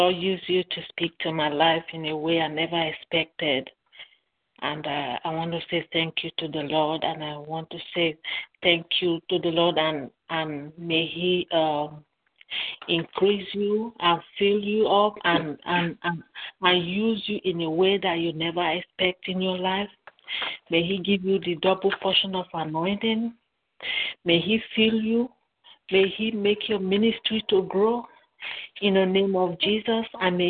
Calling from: Dallas, Texas, United States; I'm calling from Dallas, Texas.

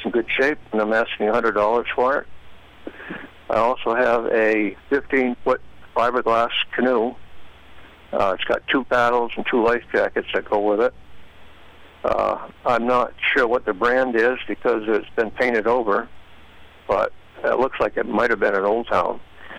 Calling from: Milford, United States; And I'm calling from Milford at 418-0892.

